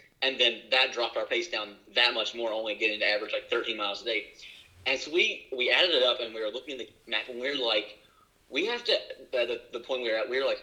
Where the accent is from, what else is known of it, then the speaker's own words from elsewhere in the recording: West Virginia, United States; we grew up in West Virginia.